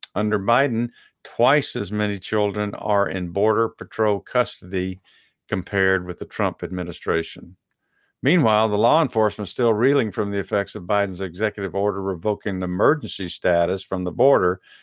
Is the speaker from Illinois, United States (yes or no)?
no; Dallas, Texas, United States; I am from South Oak Cliff